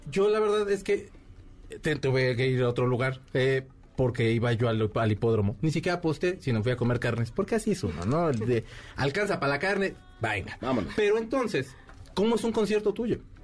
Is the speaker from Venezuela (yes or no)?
no; Mexico; por ser mexicano